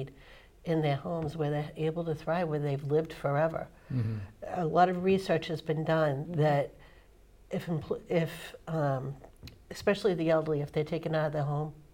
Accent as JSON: {"language": "English", "town": "Belmont", "country": "United States", "tie": "born or raised there", "said": "We were both born and brought up in Belmont. Both Belmont High graduates and lifelong residents"}